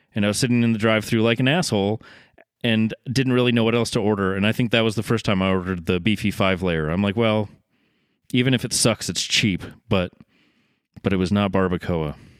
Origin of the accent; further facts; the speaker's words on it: Massachusetts, United States; moved away; also born or lived in Portland, Oregon; where I grew up in Massachusetts